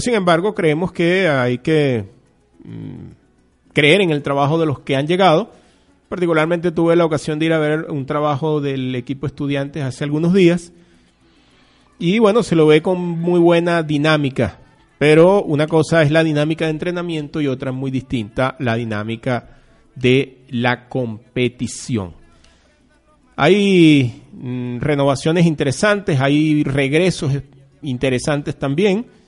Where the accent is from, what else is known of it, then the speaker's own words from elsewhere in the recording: Venezuela; somos los venezolanos